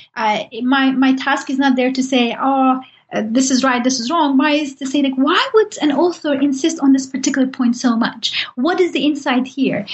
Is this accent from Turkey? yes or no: yes; Turkey; I'm from Turkey